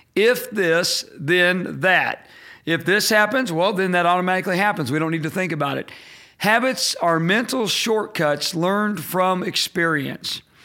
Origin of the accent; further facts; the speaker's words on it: Indiana, United States; I'm from Indiana. I'm a Hoosier